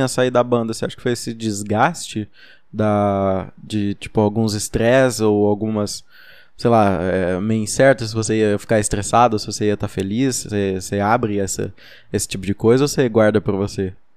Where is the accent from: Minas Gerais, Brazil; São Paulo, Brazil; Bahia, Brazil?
Minas Gerais, Brazil; Uberlândia; a gente é de Uberlândia, Minas Gerais